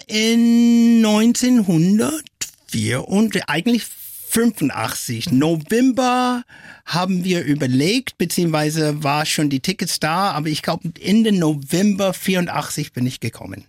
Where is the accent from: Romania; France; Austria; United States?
United States; Flint, Michigan; first language English; German is a second language; now in Germany; Aufgewachsen bin ich in der USA und in Deutschland.